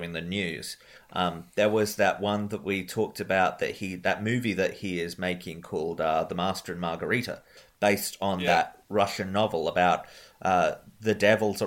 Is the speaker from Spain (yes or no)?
no; Australia; I am Australian